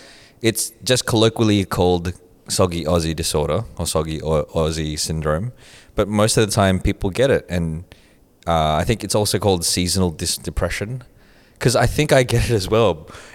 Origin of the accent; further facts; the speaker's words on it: Philippines; But we're also Filipino.